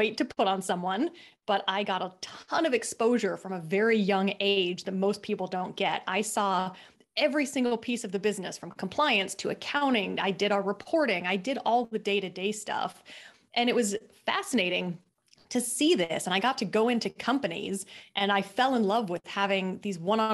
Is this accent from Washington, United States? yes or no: yes; Seattle, Washington, United States; also born or lived in Australia; I'm originally from Seattle, Washington, but it's rainy and dreary there